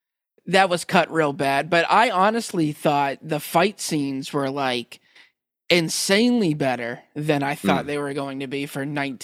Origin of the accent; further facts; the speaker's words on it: United States; I'm American